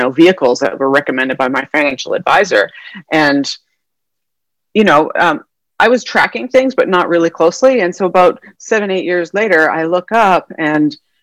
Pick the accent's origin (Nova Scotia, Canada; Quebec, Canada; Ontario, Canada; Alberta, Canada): Alberta, Canada; Calgary; moved away as an adult; also born or lived in northern British Columbia; now in San Diego, United States; So I'm from Canada originally. I'm born and raised there. And I did all my schooling up there in mostly Calgary, Alberta, but also at some northern British Columbia for my younger childhood, and then high school, undergrad, and medical school up in Calgary.